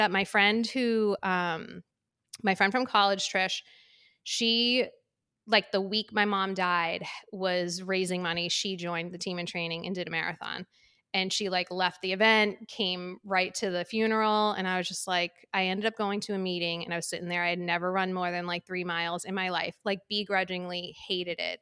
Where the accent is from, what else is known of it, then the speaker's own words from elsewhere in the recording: Waltham, Massachusetts, United States; also born or lived in San Diego / Medford; the end of the road that I grew up in in Waltham